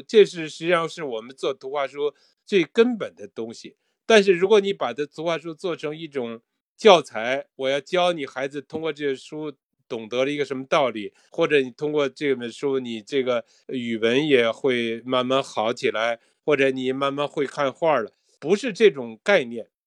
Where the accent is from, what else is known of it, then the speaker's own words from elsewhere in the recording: Beijing, China; moved away as an adult; now in Japan; 我是在北京出生，北京长大，在来日本以前呢，也做过报社的编辑，也做过中国，呃，音乐家协会日本歌曲的翻译